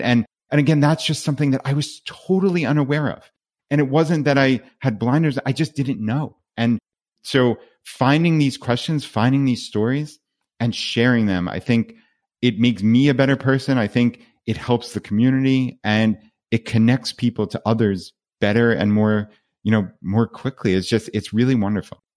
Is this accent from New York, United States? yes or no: yes; Long Island, New York, United States; moved away as an adult; we're from Long Island, New York